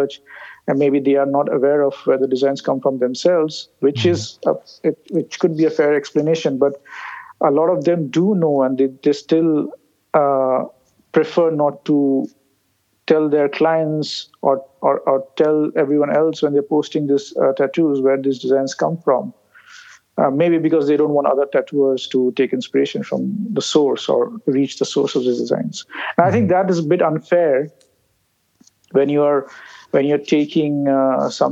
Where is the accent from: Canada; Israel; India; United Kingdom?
India; moved away as an adult; India, being Indians